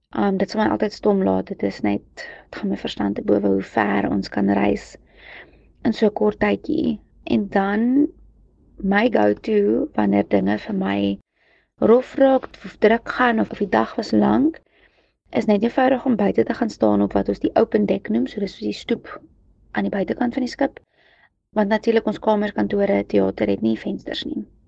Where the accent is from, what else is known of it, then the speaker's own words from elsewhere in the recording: South Africa; as 'n Suid-Afrikaner en lid van die Reënboognasie